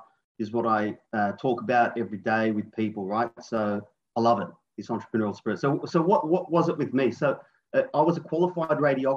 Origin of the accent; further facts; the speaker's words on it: Sydney, New South Wales, Australia; I'm from Sydney, Australia